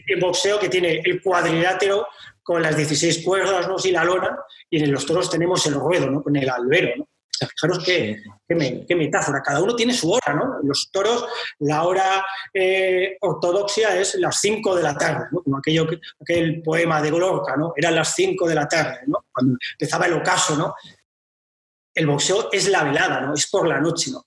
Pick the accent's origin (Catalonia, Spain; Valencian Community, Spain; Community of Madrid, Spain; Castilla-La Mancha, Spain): Castilla-La Mancha, Spain; Talavera de la Reina; moved away as an adult; now in Valladolid, Spain; yo soy natural de Talavera de la Reina